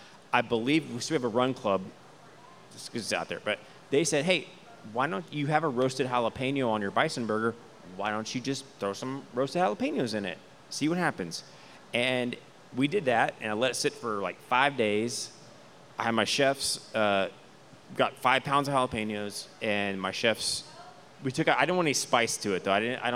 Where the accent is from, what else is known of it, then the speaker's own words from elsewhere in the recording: Houston, Texas, United States; Born and raised in Houston, so enchiladas. I'd say this is a very Houston beer in my opinion.